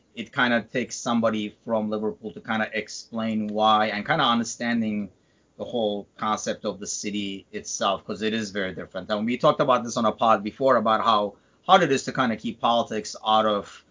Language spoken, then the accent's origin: English; Istanbul, Turkey; also born or lived in United Kingdom; now in United States; I'm from Istanbul